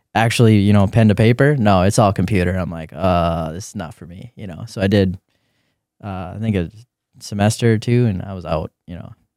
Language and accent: English; Grand Forks, North Dakota, United States; lived in Grand Forks for, for a while, moved east, Grand Forks, Uh, I think I was in fourth grade at that, that time